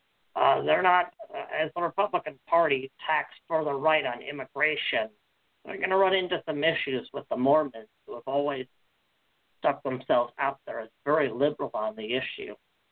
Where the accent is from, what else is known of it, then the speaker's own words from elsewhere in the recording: North Carolina, United States; I'd go with my home state here, North Carolina.